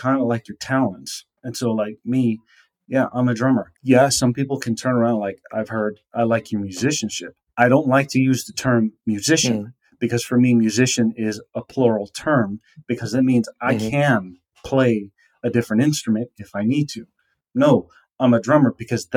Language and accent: English; United States; me growing up in the United States